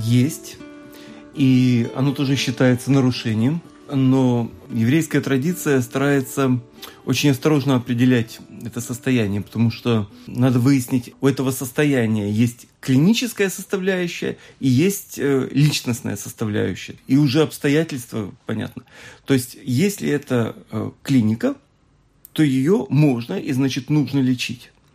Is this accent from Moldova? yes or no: yes; Moldova; я сам родом из Молдавии